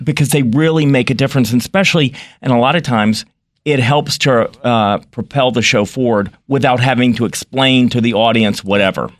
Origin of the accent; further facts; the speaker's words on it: North Carolina, United States; moved away; I grew up in North Carolina, but my family was in Connecticut